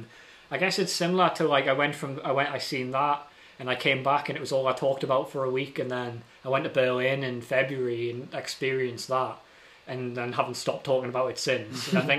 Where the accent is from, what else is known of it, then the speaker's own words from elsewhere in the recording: Newcastle, North East England, United Kingdom; oh, we need to put other things in because we're from Newcastle.